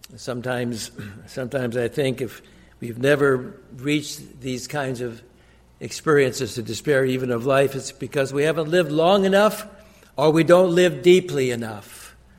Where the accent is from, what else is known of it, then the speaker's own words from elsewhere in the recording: Glenwood, Minnesota, United States; I was born in 1945 in Glenwood, Minnesota